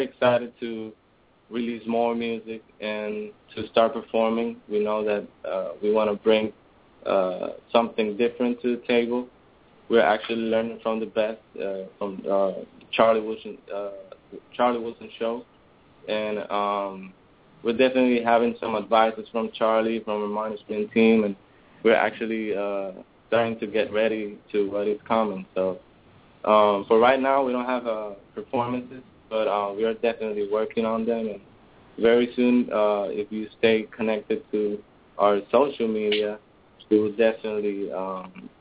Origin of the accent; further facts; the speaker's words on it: Bayamón, Puerto Rico; we're from Puerto Rico